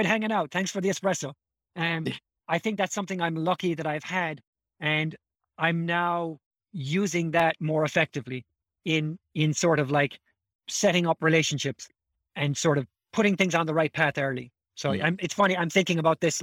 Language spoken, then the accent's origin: English; Ireland; moved away; coming from Ireland